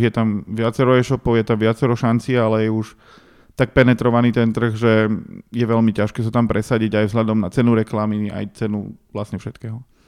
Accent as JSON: {"language": "Slovak", "town": "Dobšiná", "region": "Košice Region", "country": "Slovakia", "moved": "yes", "said": "ja som z Dobšinej a tam moc veľa vecí nemáš čo na práci"}